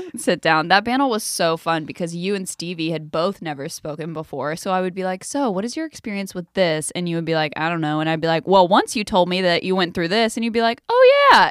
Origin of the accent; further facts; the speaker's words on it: South Carolina, United States; I'm from South Carolina.